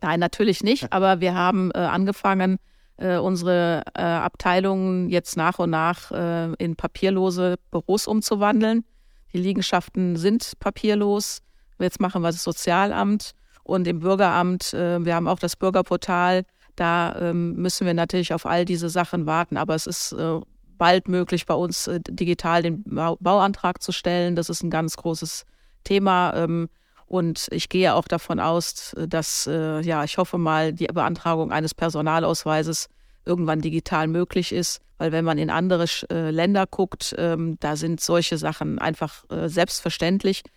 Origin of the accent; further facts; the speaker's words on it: Germany; now in Kaarst, Germany; bei uns in Deutschland